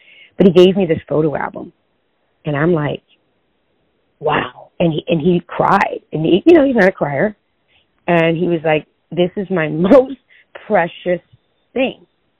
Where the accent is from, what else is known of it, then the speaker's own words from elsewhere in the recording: California, United States; first language Spanish; English is a second language; now in Arizona, United States; Really? No. I'm actually originally from California, but I've been here forever.